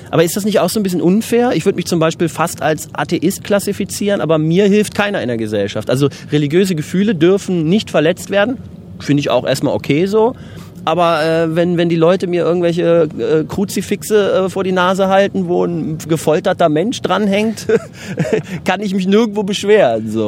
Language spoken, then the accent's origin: German; Germany; Und ich fühle mich als Deutscher hier so ein bisschen als Entwicklungsland äh, der Comedy.